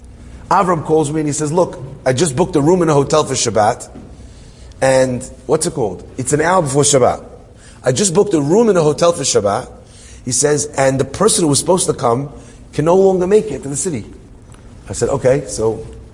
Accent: Hendon, London, United Kingdom; I'm from Hendon

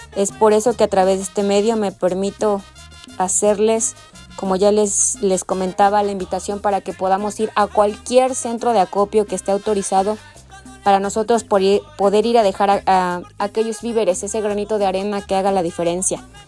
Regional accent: Hidalgo, Mexico; Como hidalguenses

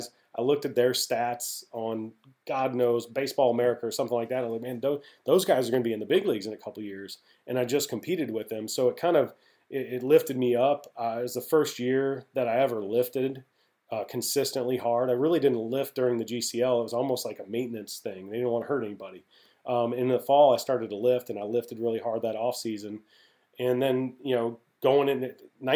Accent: Midwest, United States; I'm from the Midwest

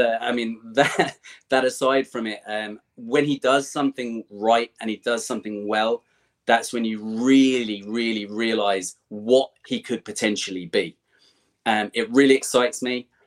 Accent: England, United Kingdom; moved away as an adult; now in Ireland; I grew up in in England. I live in Ireland now, but uh, I grew up in England

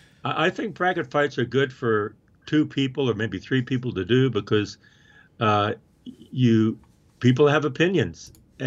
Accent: Oklahoma, United States; I grew up in Oklahoma, and I grew up in the 50s

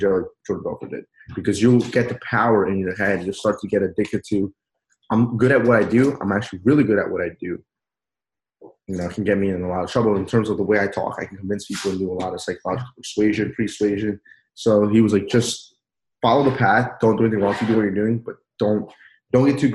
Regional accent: Peru; now in United States; I wasn't born here. I was born in Peru.

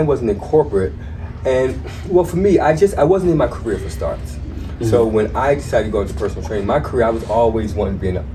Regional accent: New Jersey, United States; moved away as an adult; also born or lived in California; I was born and raised in New Jersey.

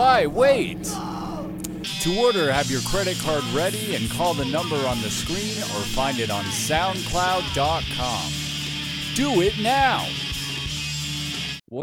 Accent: Idaho Falls, Idaho, United States; Growing up in Idaho Falls, you've never seen a black person

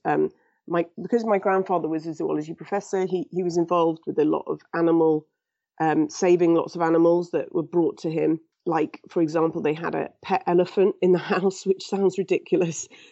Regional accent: England, United Kingdom; I was born in England and raised in England

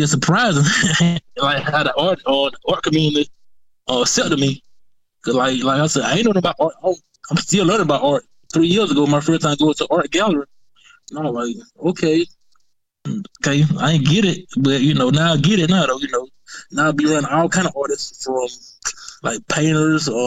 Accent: Macon, Georgia, United States; growing up in Macon, you know, like I didn't know, like, you know, coming from Pleasant Hill

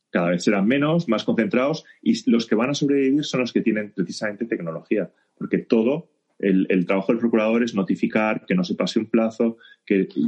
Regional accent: Barcelona, Catalonia, Spain; Yo soy de Barcelona

